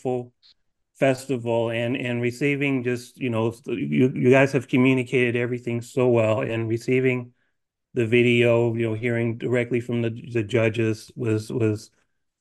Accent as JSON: {"language": "English", "town": "Chicago", "region": "Illinois", "country": "United States", "tie": "born or raised there", "said": "I am born and raised in Chicago"}